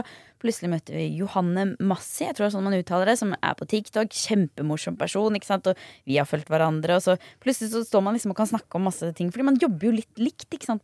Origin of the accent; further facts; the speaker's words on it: near Jar, Bærum, Akershus, Norway; Eh, jar i Bærum. Det er rett ved der jeg kommer fra